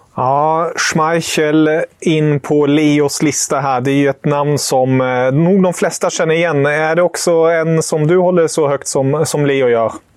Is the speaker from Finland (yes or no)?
no; Germany; moved away; som tysk